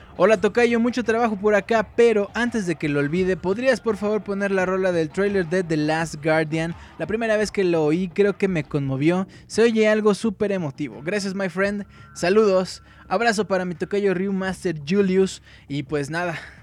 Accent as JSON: {"language": "Spanish", "region": "Mexico City", "country": "Mexico", "said": "Yo soy del Distrito Federal. Chilango"}